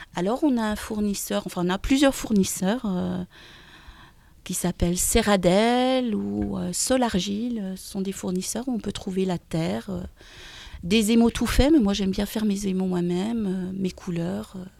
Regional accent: near Dijon, eastern France, Bourgogne-Franche-Comté, France; also born or lived in Pont-Scorff, Brittany; now in Brittany, France; je suis née dans l'Est, à côté de Dijon, et il y a une école qui, qui est juste à côté de chez moi

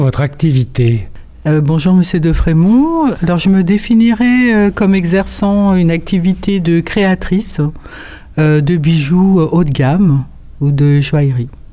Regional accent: Paris, Île-de-France, France; je suis née à Paris, euh, ce que je suis euh, de ce qu'on appelle la deuxième génération

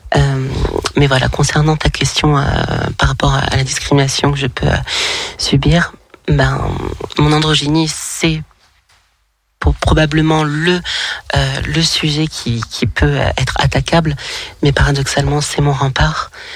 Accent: Lyon, Auvergne-Rhône-Alpes, France; now in Toulon, France; je suis originaire de Lyon, mais je vis dans le sud de la France, à Toulon.

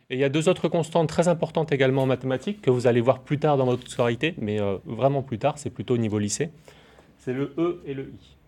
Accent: Nouméa, South Province, New Caledonia; also born or lived in Yahoué, Mont-Dore; now in Maré, New Caledonia; je suis calédonien, je suis né à Nouméa et j'habitais à Yahweh, au Mont d'Or

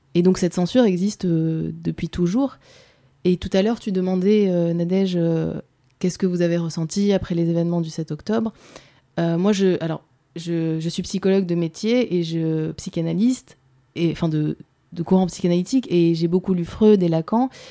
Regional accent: France; moi j'ai grandi en France, je suis française

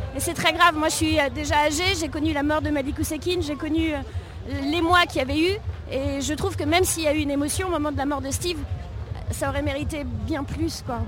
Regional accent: Paris, Île-de-France, France; je suis parisienne

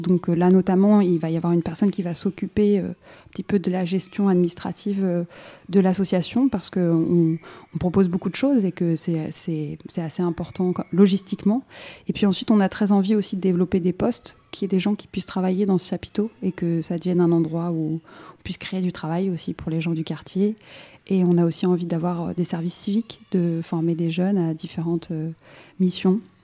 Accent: Saint-Denis, Île-de-France, France; j'ai grandi à Saint-Denis

